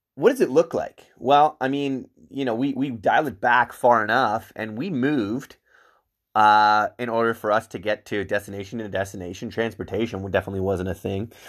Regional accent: Whitby, Ontario, Canada; also born or lived in Ajax; I was raised in Whitby, Ajax

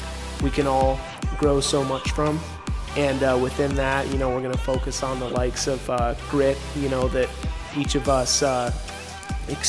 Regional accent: Boise, Idaho, United States; moved away as an adult; now in Phoenix, United States; I am originally from Boise, Idaho. I currently reside in Phoenix, Arizona, where I've been for about 8 years now

